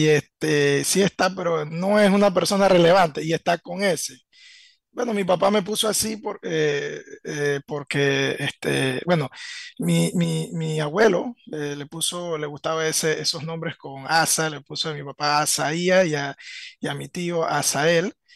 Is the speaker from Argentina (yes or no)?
no; Veraguas, Panama; moved away as an adult; also born or lived in Panama City; yo soy eh, de Veragua. Me, me, crié mi niñez y mi adolescencia en zona de Veragua